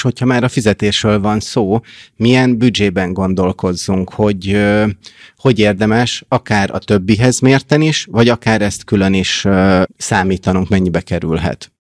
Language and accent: Hungarian; Hungary; moved away as an adult; also born or lived in United States; now in Budapest, Hungary; én kis magyarként ott Amerikában